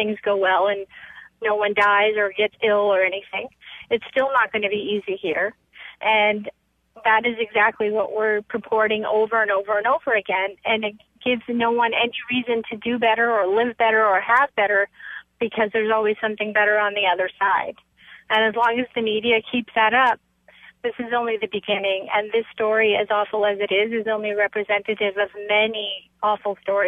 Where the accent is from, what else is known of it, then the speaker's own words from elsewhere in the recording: Mexico City, Mexico; born there; I was born in Mexico City as an American citizen, so you're an American child born abroad